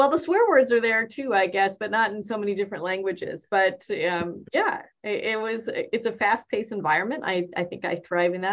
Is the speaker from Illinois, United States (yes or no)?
no; Boston, Massachusetts, United States; born there; Okay, I was born in Boston, Massachusetts and my parents were immigrants from India.